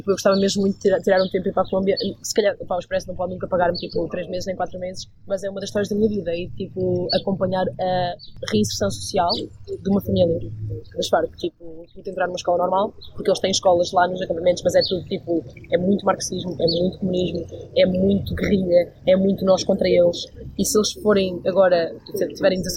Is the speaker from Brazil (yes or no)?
no; Aveiro, Centro, Portugal; Sou de Aveiro. Aveiro. Não é bem norte, é tipo centro. Mas uh, cresci com pessoas que dizem muitas asneiras.